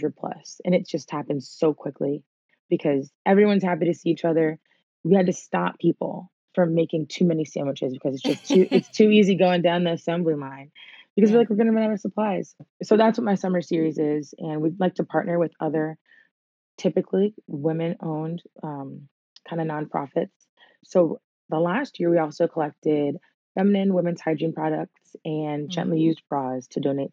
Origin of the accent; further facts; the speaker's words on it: Silver Spring, Maryland, United States; moved away; I'm from Silver Spring, Maryland, Montgomery County, till the day I die.